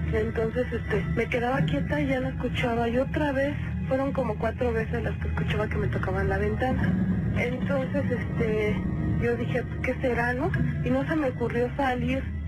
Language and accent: Spanish; González, Tamaulipas, Mexico; now in Matamoros, Mexico; Yo soy de González, Tamaulipas. Ok. Pero ya tenemos aquí también mucho tiempo viviendo en Matamoros, en la frontera